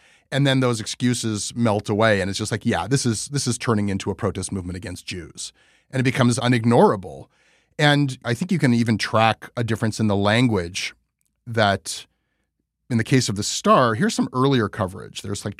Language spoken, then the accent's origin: English; Toronto, Ontario, Canada; this is about 40 seconds from where I grew up in Armour Heights. It's a Jewish neighborhood.